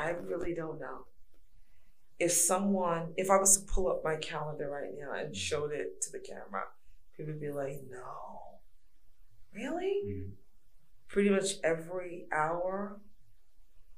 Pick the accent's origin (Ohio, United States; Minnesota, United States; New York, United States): New York, United States; New York City; moved away; also born or lived in Georgia; I'm from New York. I give them the New York talk, raw, Brooklyn, New York, raw